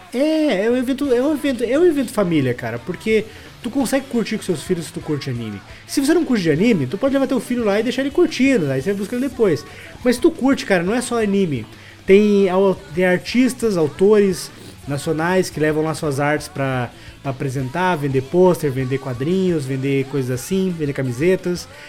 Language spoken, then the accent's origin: Portuguese; Fazenda Rio Grande, Paraná, Brazil; eu nem sou de Curitiba, eu sou de Fazenda Rio Grande, que é metropolitano ali